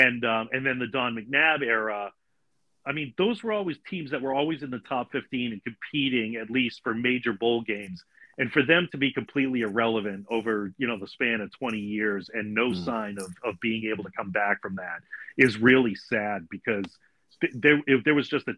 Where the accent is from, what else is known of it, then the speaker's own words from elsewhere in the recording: Massachusetts, United States; accent: Massachusetts; at that time I'll be back being a Massachusetts resident, so my accent will be thicker